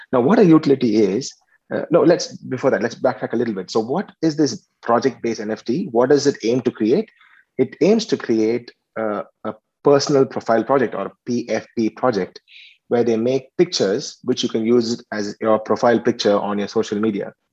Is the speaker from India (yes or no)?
yes; Chennai, Tamil Nadu, India; moved away as an adult; also born or lived in Tirunelveli, India; now in Australia; I, I was uh, born and brought up in Chennai, and then I came here to um, to to Australia a couple of years ago